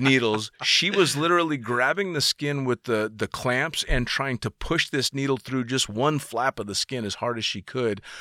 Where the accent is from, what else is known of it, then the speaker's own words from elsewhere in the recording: San Francisco, California, United States; I'm from the Bay Area. I'm from San Francisco.